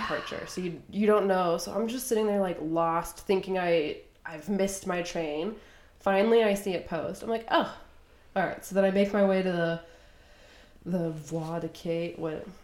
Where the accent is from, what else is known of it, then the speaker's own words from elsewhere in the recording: United States; accent: American; I'm from the US